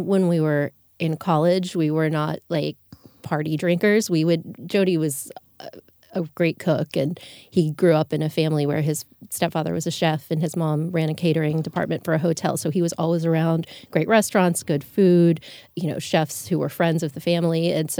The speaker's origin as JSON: {"language": "English", "area": "just outside of Fort Lauderdale", "region": "South Florida", "country": "United States", "tie": "born or raised there", "said": "I grew up in South Florida, just outside of Fort Lauderdale."}